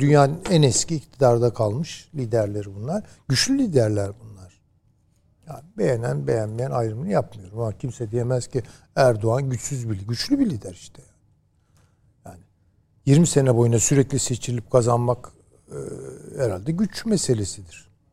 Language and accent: Turkish; Turkey; ben bir Türk olarak